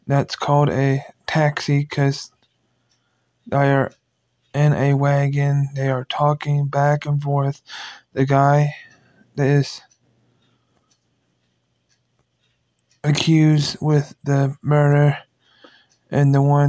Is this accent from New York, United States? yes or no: no; Missouri, United States; I'm from Missouri